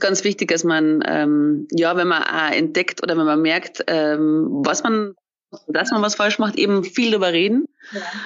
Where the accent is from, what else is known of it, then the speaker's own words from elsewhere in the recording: Austria; now in Munich, Germany; bin ja eigentlich Österreicherin, Fillerin, bin nach München gezogen